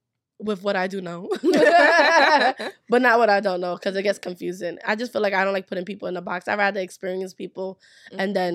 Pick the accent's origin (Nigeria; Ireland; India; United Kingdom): Nigeria; Oh, well, we're a Nigerian. Nigerians say, you people, do not be offended.